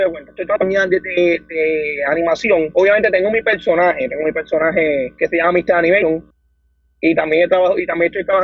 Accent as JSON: {"language": "Spanish", "town": "Dorado", "country": "Puerto Rico", "said": "Mira, yo soy del pueblo de Dorado, tengo 23 años"}